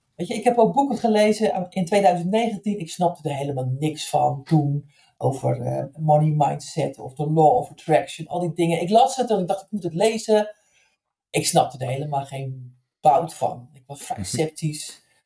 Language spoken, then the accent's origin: Dutch; Zeeland, Netherlands; ik als 16, 17-jarig meisje in Zeeland, waar ik opgegroeid ben